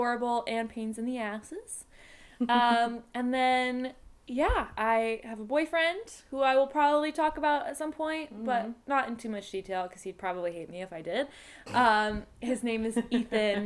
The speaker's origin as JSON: {"language": "English", "region": "Central Maine", "country": "United States", "also_born_or_lived": "Connecticut", "said": "I am also from Central Maine, originally, mm-hmm. Now living in Southern Maine"}